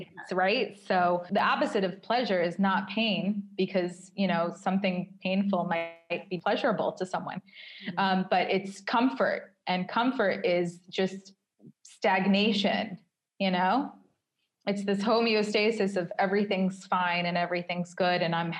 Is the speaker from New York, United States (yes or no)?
yes; New York, United States; now in Tel Aviv, Israel; if I go on a date with someone from Tel Aviv and they say, where are you from? And I say New York, they get personally angry that I had the audacity to leave New York